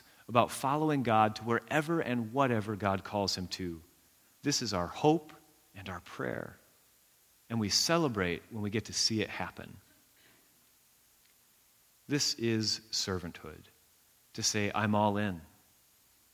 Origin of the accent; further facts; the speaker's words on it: United States; we're American